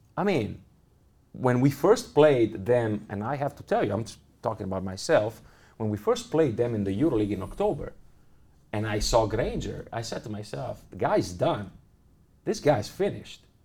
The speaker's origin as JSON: {"language": "English", "country": "Italy", "second_language": "English", "moved": "as an adult", "lives_now": "Munich, Germany", "said": "Milano because it's, it's my home country"}